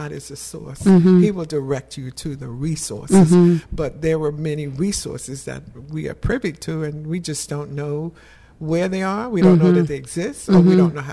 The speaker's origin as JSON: {"language": "English", "town": "New York City", "region": "New York", "country": "United States", "tie": "born or raised there", "moved": "as an adult", "lives_now": "Virginia, United States", "said": "I was born and raised in Brooklyn, New York."}